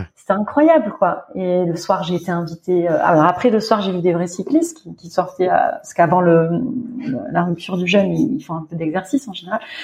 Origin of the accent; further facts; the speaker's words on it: France; moved away as an adult; also born or lived in Doha, Qatar; now in Riyadh, Saudi Arabia; nous, on est français